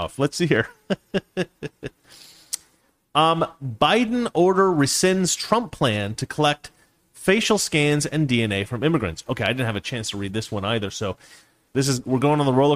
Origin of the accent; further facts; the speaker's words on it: Oregon, United States; also born or lived in Washington; my home state of Oregon, and Washington, where my family lived for many years.